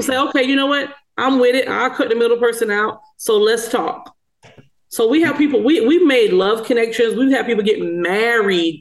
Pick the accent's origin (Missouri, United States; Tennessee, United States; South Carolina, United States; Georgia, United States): South Carolina, United States; small town in; moved away; where I'm from, which is a small town in South Carolina